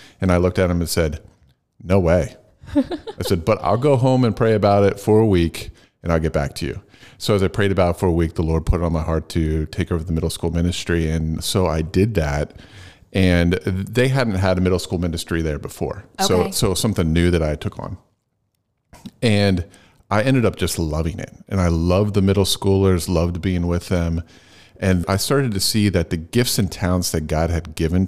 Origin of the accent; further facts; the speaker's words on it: Phoenixville, Pennsylvania, United States; moved away as an adult; also born or lived in New England / Lancaster, Pennsylvania; I grew up in Chester County. Okay. In Phoenixville. And then I moved away and I was up in the New England area for a while. And then I moved back around, it was probably early 2000s.